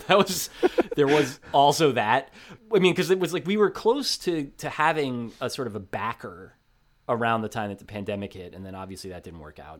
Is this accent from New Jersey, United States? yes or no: yes; New Jersey, United States; Growing up in New Jersey